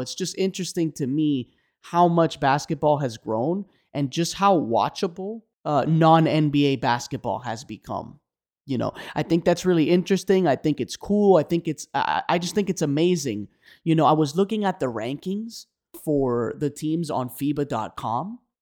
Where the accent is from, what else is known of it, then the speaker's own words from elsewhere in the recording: Miami, Florida, United States; I was born in Miami, Florida, as I've said many times before on the pod. And so, you know, I've been here my whole life